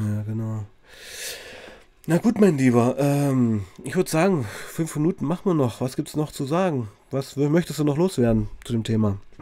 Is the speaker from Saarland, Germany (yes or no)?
no; Weißenfels, Saxony-Anhalt, Germany; ich komme ja aus Weißenfels, Sachsen-Anhalt, also wirklich tiefster Osten